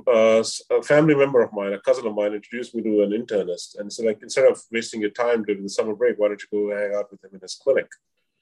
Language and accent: English; India; moved away as an adult; now in New York, United States; I'm from India. I'm a South Asian descent